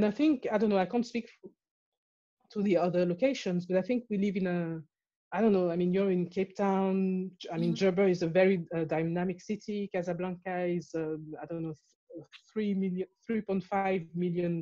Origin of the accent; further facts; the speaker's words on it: France; also born or lived in Morocco / Cameroon; now in London, United Kingdom; I was born in France, but I was born a Cameroonian citizen. And then I left France, I went to Morocco.